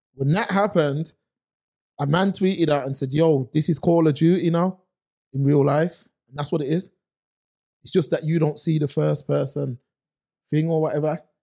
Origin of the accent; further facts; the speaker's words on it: Birmingham, West Midlands, United Kingdom; I'm from Erdington